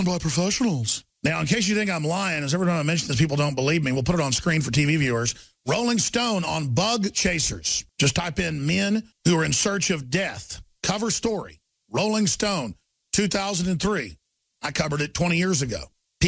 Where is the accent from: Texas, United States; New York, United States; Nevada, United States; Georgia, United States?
Texas, United States; Dallas; growing up in Dallas, Texas in the 80s and 90s.